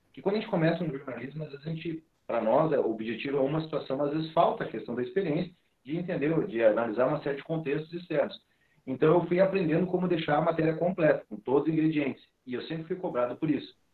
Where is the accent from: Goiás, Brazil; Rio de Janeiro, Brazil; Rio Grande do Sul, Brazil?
Rio Grande do Sul, Brazil; nós aqui somos gaúchos